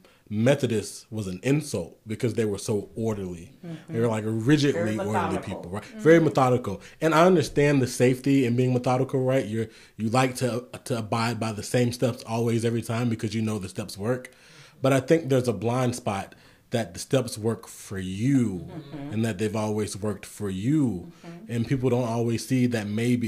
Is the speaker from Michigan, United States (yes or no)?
no; South Carolina, United States; moved away; I was born and raised in South Carolina.